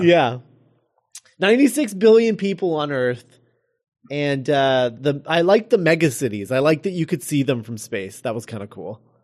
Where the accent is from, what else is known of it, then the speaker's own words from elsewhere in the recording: United States; being Americans